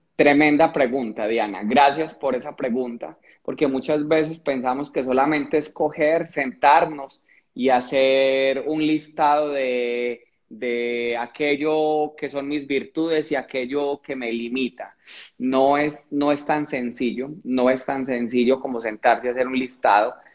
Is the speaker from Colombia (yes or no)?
yes; Colombia; cuando llego a la capital de Colombia, Bogotá